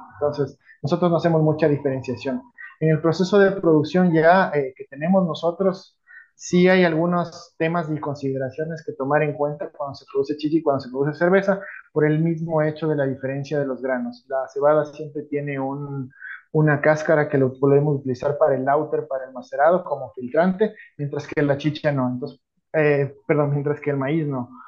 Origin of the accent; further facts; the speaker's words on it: Quito, Pichincha, Ecuador; nací en Quito